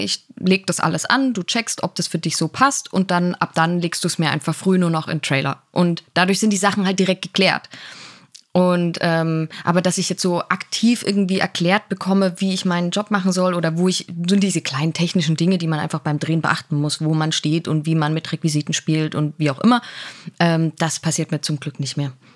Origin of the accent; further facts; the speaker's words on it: Dresden, Saxony, Germany; moved away as an adult; also born or lived in Leipzig / Karlsruhe; in Dresden bin ich aufgewachsen, dann habe da Abi gemacht